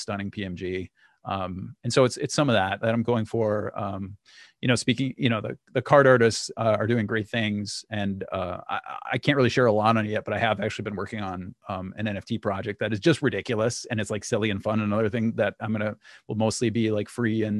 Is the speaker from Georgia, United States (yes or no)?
no; Minnesota, United States; I'm from Minnesota